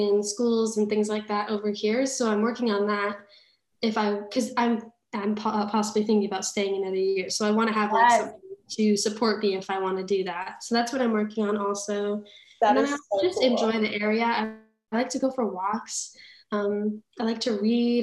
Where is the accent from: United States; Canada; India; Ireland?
United States; Colorado; moved away as an adult; now in France; I was from Colorado